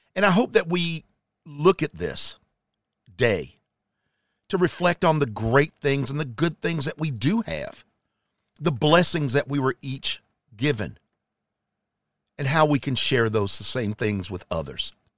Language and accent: English; Charlotte, North Carolina, United States; my hometown area, Charlotte, North Carolina